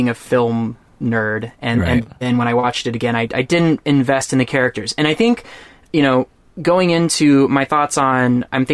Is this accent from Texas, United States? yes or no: yes; Texas, United States; I'm from Texas